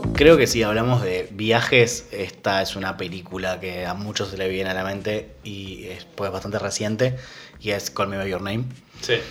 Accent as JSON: {"language": "Spanish", "country": "Argentina"}